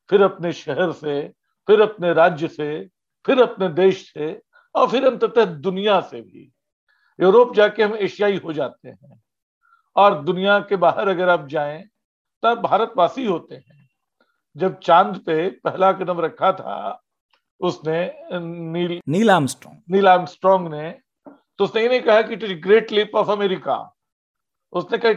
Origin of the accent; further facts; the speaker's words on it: Ranchi, Jharkhand, India; जैसे रांची शहर में कोई मुझे मिल जाए मेन रोड पे पूछे तुम कहाँ के हो तो मैं बताऊंगा कि जी मैं तो किशोरगंज का हूँ और अगर मैं पटना जा रहा हूँ कोई पूछे तुम कहाँ के हो तो मैं बताऊंगा मैं रांची का हूँ